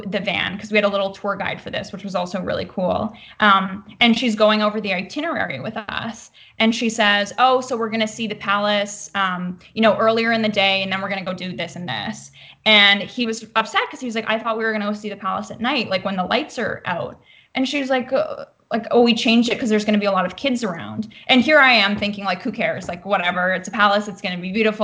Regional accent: Canada; also born or lived in Vancouver; now in Los Angeles, United States; I'm Canadian

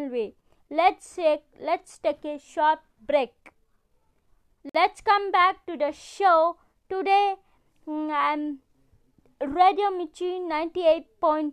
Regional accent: Shajapur, Madhya Pradesh, India; I'm coming from Baglu, Sajapur

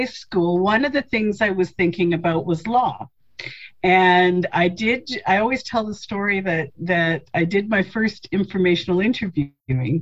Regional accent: Winnipeg, Manitoba, Canada; also born or lived in Saskatchewan / Halifax; I was born in Winnipeg

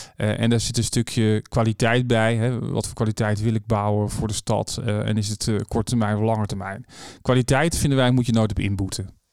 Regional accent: Rijswijk, South Holland, Netherlands; now in The Hague, Netherlands; ik ben dus geboren in Juliana Kinderziekenhuis en opgegroeid in Rijswijk

